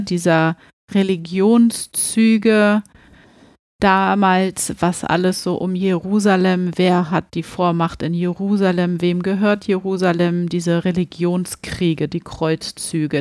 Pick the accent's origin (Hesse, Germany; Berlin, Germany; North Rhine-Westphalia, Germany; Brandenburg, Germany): Berlin, Germany; wir kommen ja hier aus Berlin